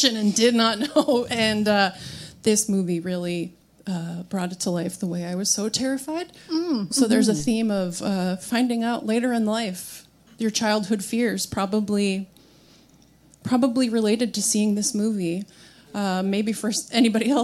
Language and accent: English; Arizona, United States; Arizona, where I grew up